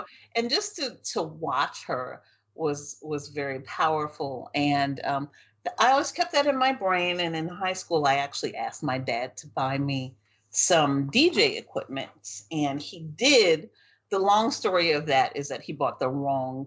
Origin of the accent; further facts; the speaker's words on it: New Orleans, Louisiana, United States; My growing up in New Orleans